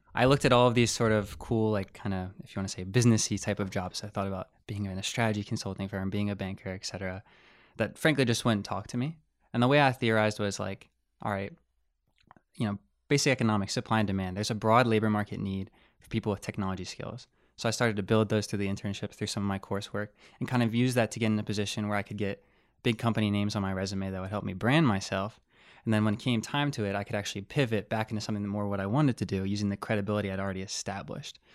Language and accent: English; Harrisburg, Pennsylvania, United States; I'm from Harrisburg, Pennsylvania, which is, like, ninety miles west.